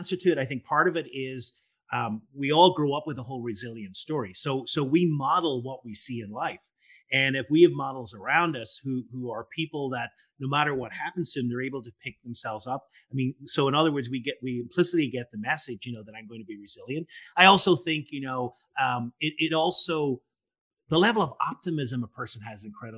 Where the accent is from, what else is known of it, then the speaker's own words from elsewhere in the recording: Northern Ireland, United Kingdom; I'm from Northern Ireland, and my generation, I was born in the late 60s